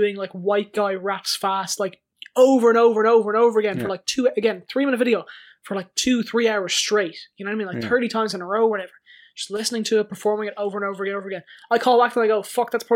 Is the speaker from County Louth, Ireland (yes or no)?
no; Dublin, County Dublin, Ireland; I'm from Crumlin